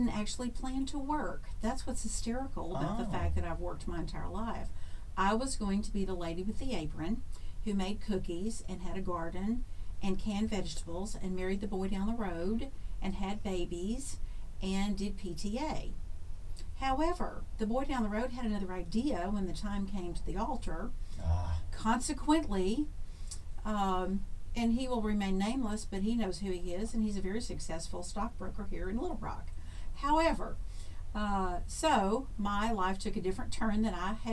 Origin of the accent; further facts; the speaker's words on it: Hot Springs, Arkansas, United States; born and reared in Hot Springs, Arkansas, when it was a very small town.